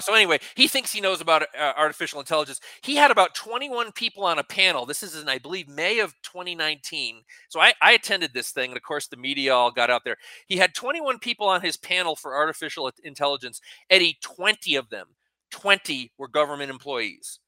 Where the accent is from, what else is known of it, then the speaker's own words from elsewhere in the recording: Connecticut, United States; now in New Mexico, United States; my home state's